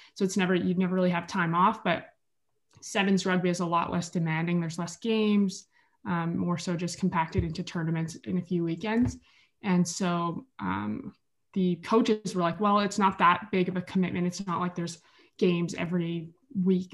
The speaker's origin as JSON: {"language": "English", "town": "Edmonton", "region": "Alberta", "country": "Canada", "moved": "as an adult", "lives_now": "Kingston, Canada", "said": "I was recruited here from Edmonton, Alberta, so that's where I'm originally from."}